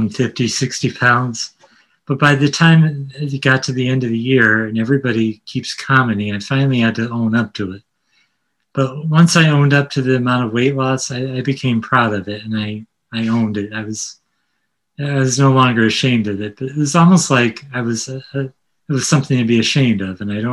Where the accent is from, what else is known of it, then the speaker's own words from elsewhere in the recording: Connecticut, United States; also born or lived in Brooklyn, New York; I'm from Connecticut, a suburban area